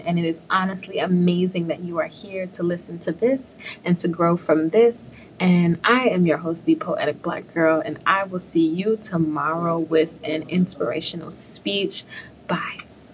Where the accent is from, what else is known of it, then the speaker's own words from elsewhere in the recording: New York City, New York, United States; I am from the Big Apple